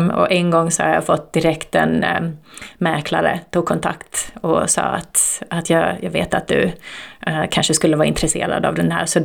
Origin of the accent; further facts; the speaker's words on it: Turku, Southwest Finland, Finland; born there; berättade vilka vi var och att vi är födda i Åbo.